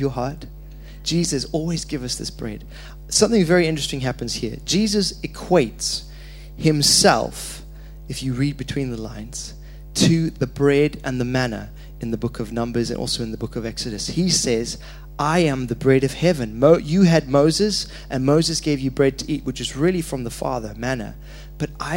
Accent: Zimbabwe; moved away; I was born in Zimbabwe.

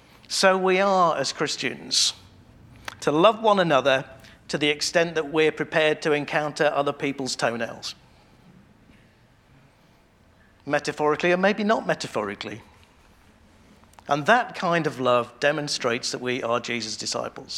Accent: England, United Kingdom; we're English

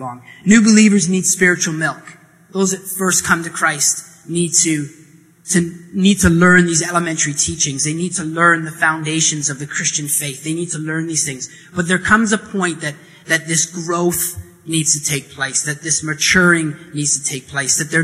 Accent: Hay River, Northwest Territories, Canada; moved away; I grew up in the Northwest Territories in Northern Canada

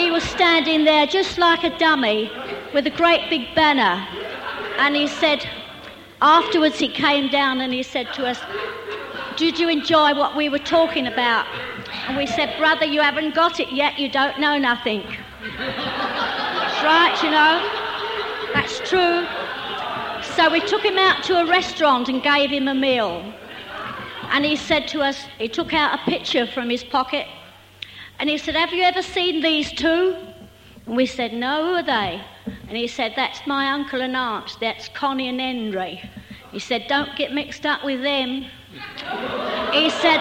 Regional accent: London, United Kingdom; now in Maidstone, United Kingdom; We lived in Maidstone. We still live in Maidstone, but we come from London

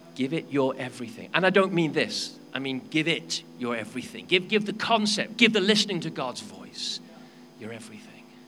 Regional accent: Wales, United Kingdom; I'm a Welshman.

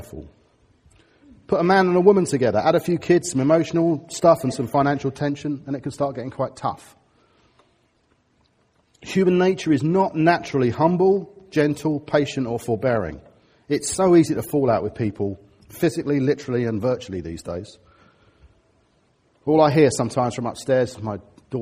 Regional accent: Harrow, London, United Kingdom; I'm from Harrow

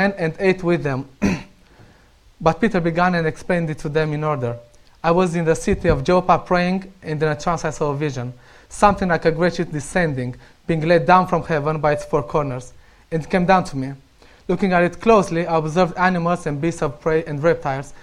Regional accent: Romania; English is a second language; moved away; I'm Romanian and I still need to work on my accent.

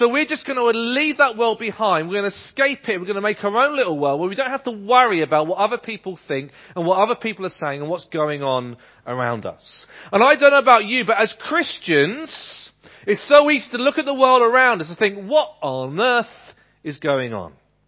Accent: Ipswich, East of England, United Kingdom; There's a community like that in the town that I was growing up in Ipswich.

